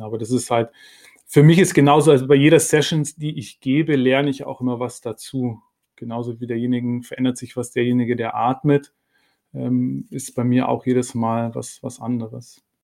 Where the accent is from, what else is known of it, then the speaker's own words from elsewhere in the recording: Munich, Bavaria, Germany; now in Berlin, Germany; ich komme ursprünglich aus München, meine Familie ist noch